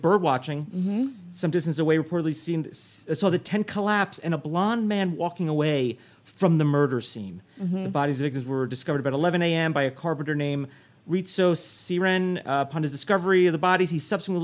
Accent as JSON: {"language": "English", "region": "New Jersey", "country": "United States", "tie": "born or raised there", "said": "New Jersey, my home state"}